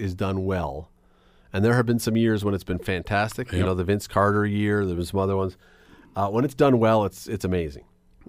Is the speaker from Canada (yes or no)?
yes; Toronto, Ontario, Canada; And I love Southern Ontario. I grew up in Toronto.